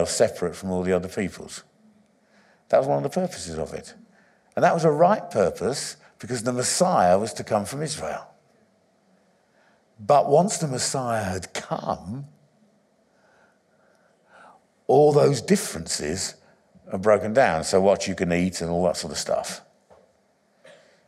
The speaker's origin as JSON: {"language": "English", "region": "England", "country": "United Kingdom", "tie": "born or raised there", "said": "I was born in England, but my identity is not English"}